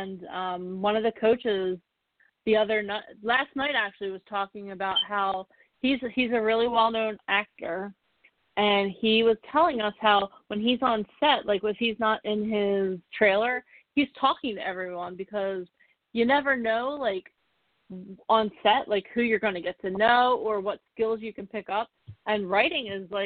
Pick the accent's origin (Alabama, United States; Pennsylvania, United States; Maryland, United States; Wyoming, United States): Pennsylvania, United States; Philadelphia; I'm from Philly